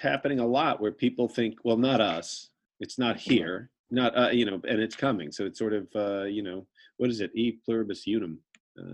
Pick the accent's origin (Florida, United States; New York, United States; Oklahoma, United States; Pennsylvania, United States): New York, United States; New York City; I'm a New Yorker. I'm out in New York City right now